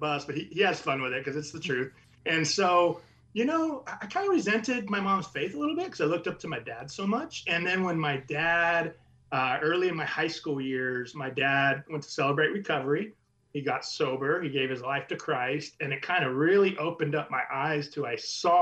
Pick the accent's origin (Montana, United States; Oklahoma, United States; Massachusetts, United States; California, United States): California, United States; Orange County, Southern; I grew up in Southern California, the Orange County area